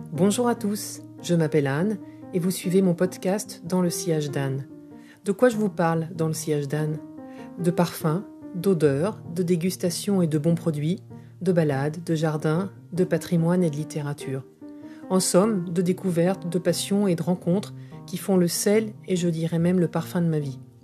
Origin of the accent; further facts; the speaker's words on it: Allier, Auvergne-Rhône-Alpes, France; Je suis en effet de l'Allier